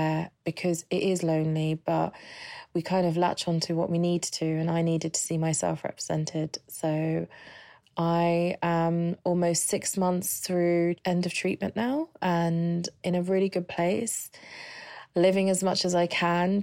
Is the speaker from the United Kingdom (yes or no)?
yes; London, United Kingdom; I'm from London.